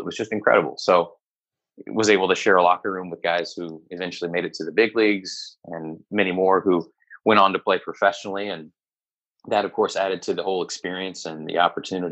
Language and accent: English; Moberly, Missouri, United States; moved away as an adult; I grew up in a very small town in Missouri, a town called Moberly